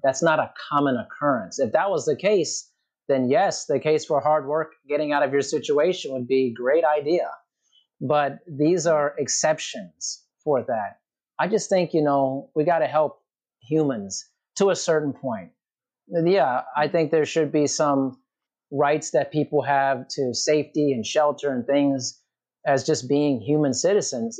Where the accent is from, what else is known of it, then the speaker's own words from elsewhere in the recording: United States; growing up in America